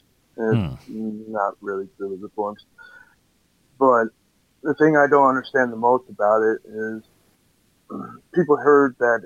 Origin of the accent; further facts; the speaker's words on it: United States; now in Europe; I'm at in Europe, even though I'm American